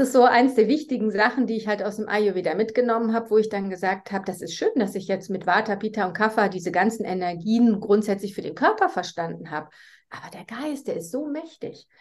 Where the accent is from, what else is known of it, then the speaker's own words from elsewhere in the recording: Germany; accent: German; moved away as an adult; now in Switzerland; ich komme eigentlich eben aus Deutschland, wie man ja von meinem Akzent her hört. Ich wohne jetzt aber schon seit 2009 in der Schweiz